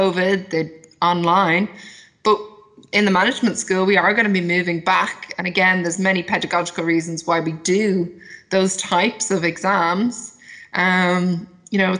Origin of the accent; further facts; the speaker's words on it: Ireland; as an Irish person